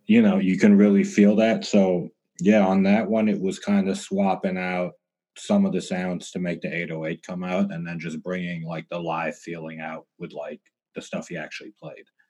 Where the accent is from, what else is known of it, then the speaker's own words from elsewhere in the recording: Toronto, Ontario, Canada; now in Los Angeles, United States; I'm from Canada originally, Toronto, living